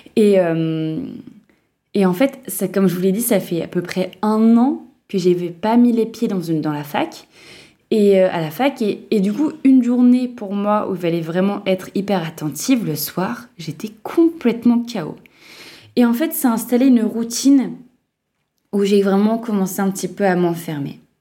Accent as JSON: {"language": "French", "town": "Lille", "region": "Hauts-de-France", "country": "France", "moved": "as an adult", "said": "de là d'où je viens, donc Lille"}